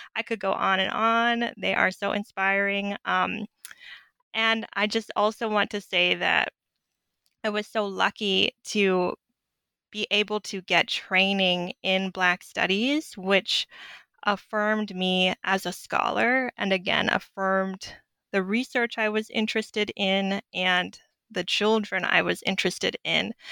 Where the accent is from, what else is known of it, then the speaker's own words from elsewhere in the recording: Southwest, United States; moved away as an adult; also born or lived in Clarksville, Mississippi; growing up in the Southwest